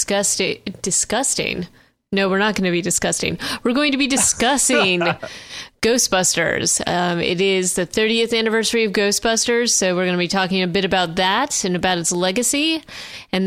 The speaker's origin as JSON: {"language": "English", "region": "Vermont", "country": "United States", "tie": "born or raised there", "said": "I grew up in Vermont"}